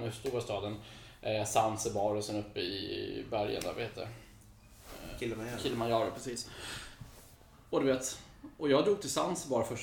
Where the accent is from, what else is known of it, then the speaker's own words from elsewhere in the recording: Botkyrka, Stockholm County, Sweden; also born or lived in United States / Copenhagen, Denmark; Jag är uppvuxen i, eh, i Hallunda, Norsborg.